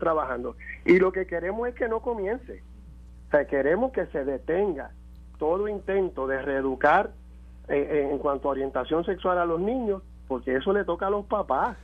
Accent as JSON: {"language": "Spanish", "country": "Puerto Rico", "said": "nosotros como puertorriqueños"}